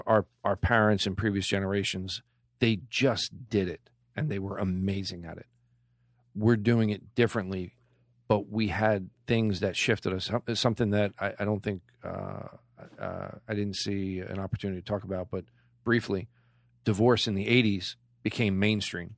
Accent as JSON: {"language": "English", "town": "Clark", "region": "New Jersey", "country": "United States", "tie": "born or raised there", "said": "I grew up in Clark, so I was a white boy coming into Elizabeth"}